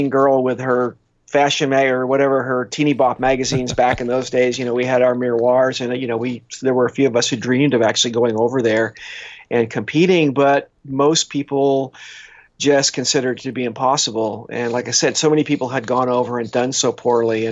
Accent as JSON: {"language": "English", "region": "California", "country": "United States", "said": "we're from California"}